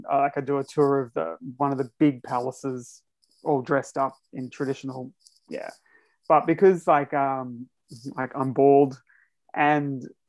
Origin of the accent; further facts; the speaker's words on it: Georgetown, Queensland, Australia; moved away as an adult; now in South Korea; my formative years, I guess, like most of my elementary or primary school was in North Queensland, so near Cairns, so Cape York.